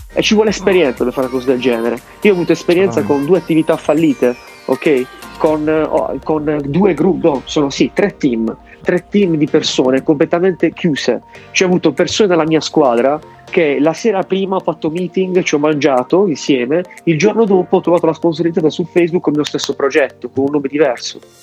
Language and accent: Italian; Bari, Apulia, Italy; io sono di Bari